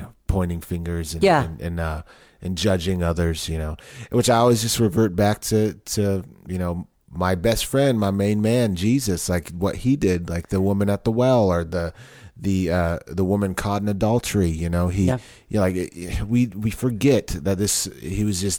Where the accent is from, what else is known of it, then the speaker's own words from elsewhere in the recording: Southern California, United States; moved away as an adult; also born or lived in Long Beach, California / Riverside, California / Temple, Texas; now in Austin, United States; I grew up in Southern California. Born in Long Beach, California. Moved to Riverside, California